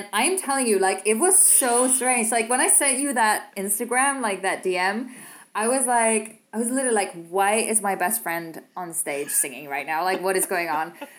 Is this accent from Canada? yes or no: no; Copenhagen, Capital Region of Denmark, Denmark; now in France; I come from Copenhagen. I walk down to my local Netto